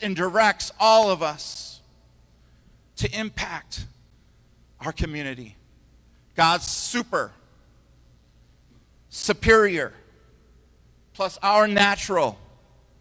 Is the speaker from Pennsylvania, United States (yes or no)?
no; Rockford, Illinois, United States; I grew up in Rockford